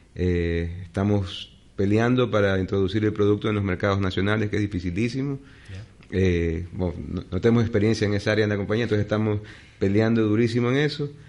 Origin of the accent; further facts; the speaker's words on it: Guayaquil, Guayas, Ecuador; como guayaquileño